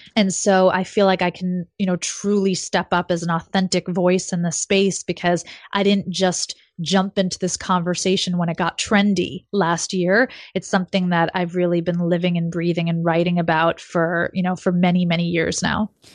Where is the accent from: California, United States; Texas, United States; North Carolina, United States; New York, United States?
New York, United States; New York City; also born or lived in Silicon Valley; I grew up in New York City